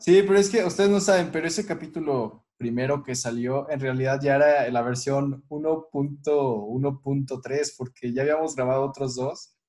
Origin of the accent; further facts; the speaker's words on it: Mexico; siendo mexicanos